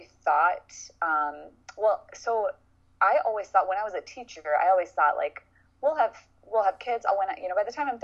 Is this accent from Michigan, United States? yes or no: no; Cambridge, Minnesota, United States; now in St. Paul, United States; I grew up in a small town called Cambridge